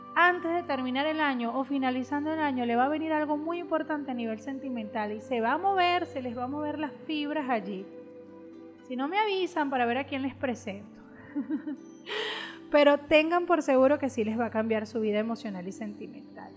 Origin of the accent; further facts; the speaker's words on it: Venezuela; como decimos en Venezuela